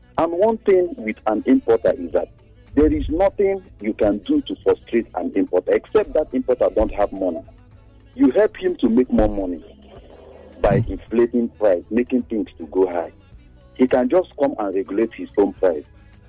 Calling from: Lekki, Lagos, Nigeria

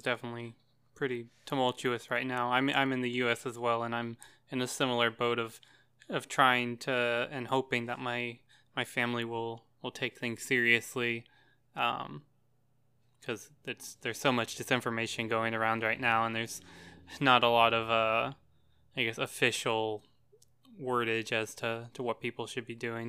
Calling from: Tennessee, United States; I'm in Tennessee.

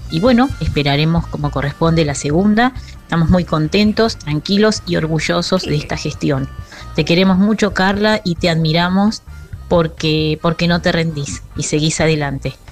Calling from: Santa Clara del Mar, Buenos Aires, Argentina; Hola Tati, hola Charlie, soy … de Santa Clara del Mar.

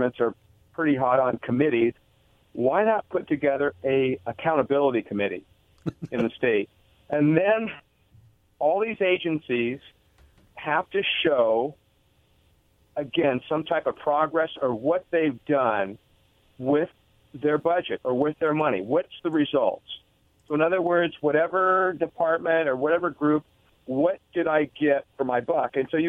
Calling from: Richland, Washington, United States

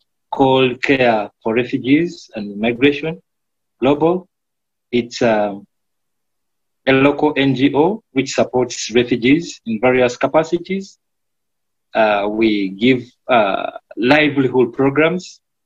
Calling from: Uganda; I'm in Uganda. I'm calling from Uganda. I stay in Uganda, and I do my work in Uganda.

